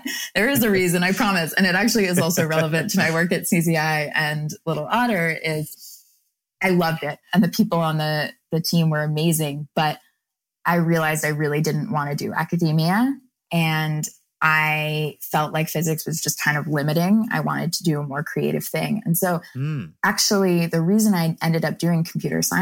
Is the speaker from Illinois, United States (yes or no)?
no; North Carolina, United States; I grew up in North Carolina